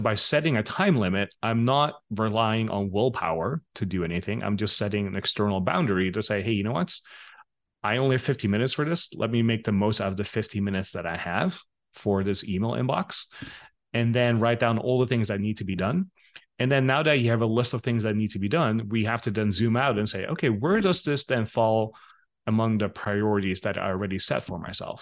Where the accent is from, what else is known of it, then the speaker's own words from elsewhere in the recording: Netherlands; moved away as an adult; also born or lived in Los Angeles, United States / Bangkok, Thailand; I grew up in the Netherlands